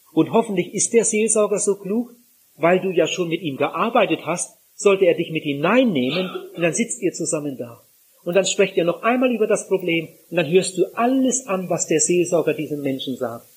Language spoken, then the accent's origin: German; Northern Germany, Germany; bei uns zu Hause in Norddeutschland